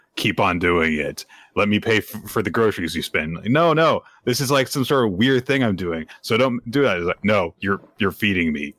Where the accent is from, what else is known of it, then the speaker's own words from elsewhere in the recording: United States; I'm American.